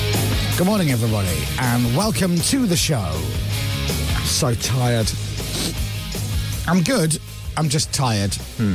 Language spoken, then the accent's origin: English; Leeds, Yorkshire and the Humber, United Kingdom; I'm from Leeds and lived a lot of my life in Leeds, which when you watch a lot of the media is referred to as the North.